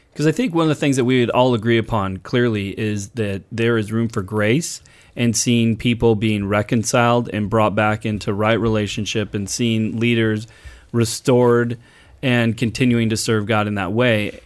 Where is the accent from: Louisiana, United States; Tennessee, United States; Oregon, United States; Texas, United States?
Oregon, United States; Portland; when I was growing up in Portland